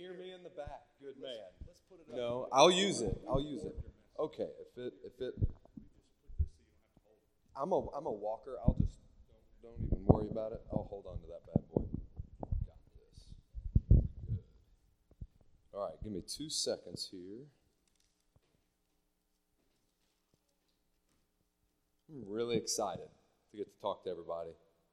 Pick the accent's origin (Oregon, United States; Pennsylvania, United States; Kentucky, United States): Kentucky, United States; Nicholasville; moved away as an adult; also born or lived in Lexington, Kentucky / Charlotte, North Carolina; I was born in Lexington. In first grade, my parents moved me to the wonderful place of Nicholasville, Kentucky. Went to good old Rosenwald Dunbar Elementary, West Middle, West High, and then went to WKU